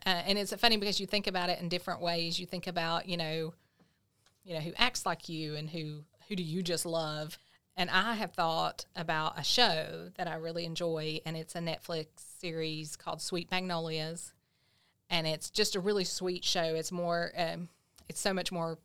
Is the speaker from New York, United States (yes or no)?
no; Grundy, Virginia, United States; I grew up in Grundy